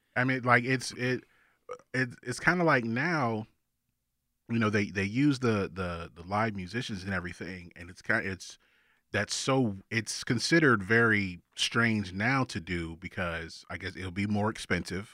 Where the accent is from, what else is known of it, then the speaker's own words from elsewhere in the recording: Augusta, Georgia, United States; I'm from Augusta